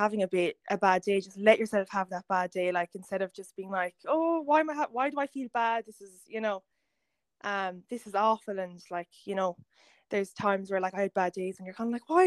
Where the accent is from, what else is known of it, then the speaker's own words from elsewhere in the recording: Kerry, Munster, Ireland; moved away as an adult; now in Dublin, Ireland; I'm from Kerry, but I live in Dublin the past few years